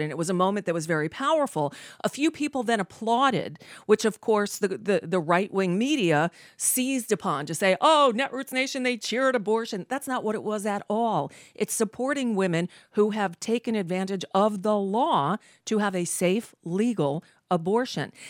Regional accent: Hollywood, Florida, United States; I grew up in Hollywood, Florida

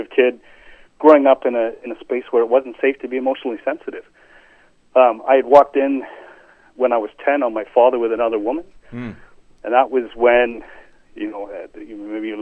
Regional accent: England, United Kingdom; moved away; I was born in England

